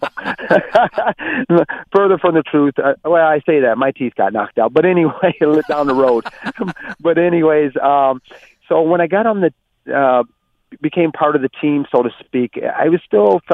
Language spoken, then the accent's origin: English; Flint, Michigan, United States; In Flint, it's quite an urbanized community, and when I was growing up, the normal games were football and basketball